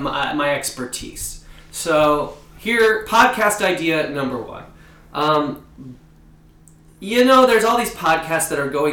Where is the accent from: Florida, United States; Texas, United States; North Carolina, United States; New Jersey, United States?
New Jersey, United States; also born or lived in Philadelphia; I'm from New Jersey, the great Garden State.